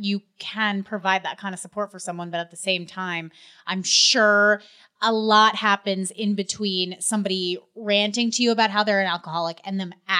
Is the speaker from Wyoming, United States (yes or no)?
no; Westchester, New York, United States; I grew up in Westchester.